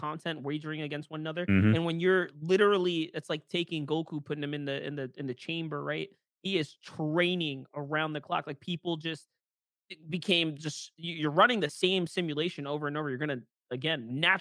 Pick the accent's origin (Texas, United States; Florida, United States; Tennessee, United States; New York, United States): New York, United States; being able to cast for my hometown